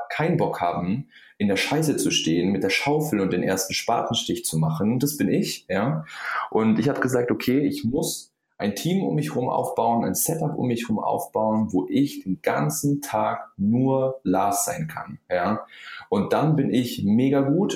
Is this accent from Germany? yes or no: yes; Allgäu, Bavaria, Germany; ich komme aus dem Allgäu, ja, Süden von Deutschland